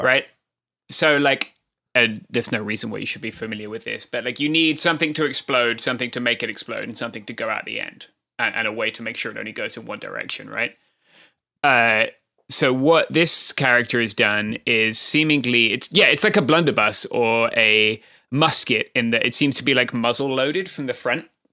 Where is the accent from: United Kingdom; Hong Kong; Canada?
United Kingdom; accent: British; now in Southern California, United States; I'm British, if that had not been made abundantly clear by my accent